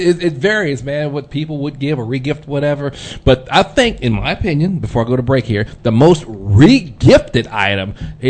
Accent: California, United States; I grew up in neighborhoods in California

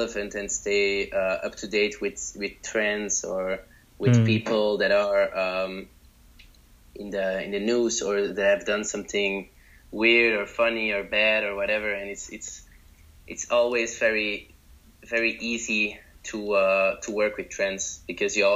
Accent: Belgium; I'm from Belgium

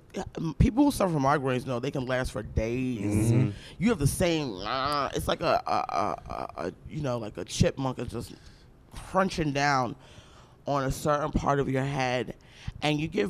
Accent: Aberdeen, Maryland, United States; I grew up in Aberdeen, Maryland.

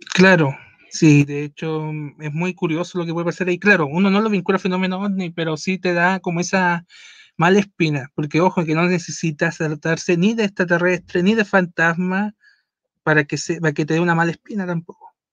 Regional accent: Mexico; hay en México, que hay en mi país

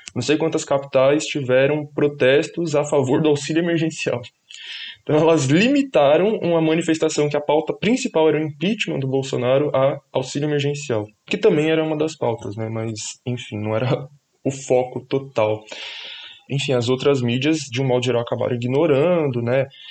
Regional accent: São Paulo, Brazil; eu sou da, da Zona Norte de São Paulo, nascido e crescido na Brasilândia.

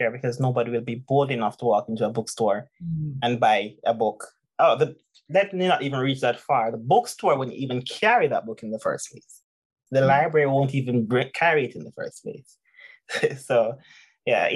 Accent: Jamaica; I'm Jamaican, oh my God, I'm from Jamaica

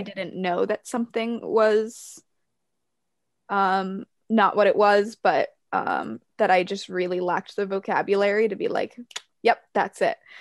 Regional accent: New Hampshire, United States; I grew up in New Hampshire, but in a more conservative family

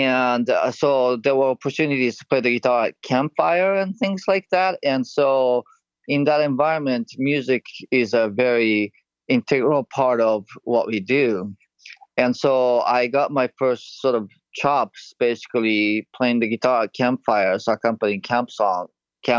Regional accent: Japan; moved away; I'm originally from Japan

